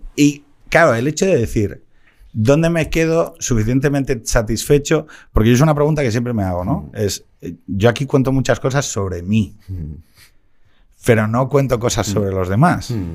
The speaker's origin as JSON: {"language": "Spanish", "town": "Gijón", "region": "Asturias", "country": "Spain", "moved": "yes", "said": "yo también me piro mm. de Gijón"}